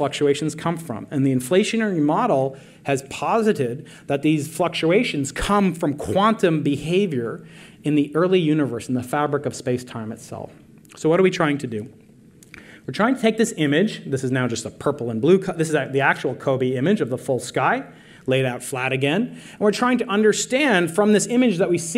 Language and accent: English; New York, United States; I'm a New Yorker